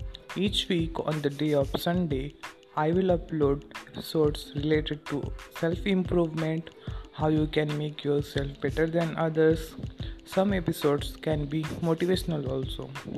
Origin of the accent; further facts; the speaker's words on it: India; English is a second language; I am from India. I am a student.